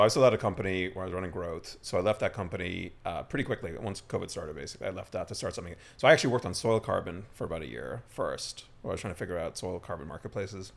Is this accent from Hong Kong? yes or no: no; Ireland; moved away as an adult; also born or lived in London / Mexico; now in New York, United States; I, I grew up in Ireland. Uh, grew up on a farm, sheep farm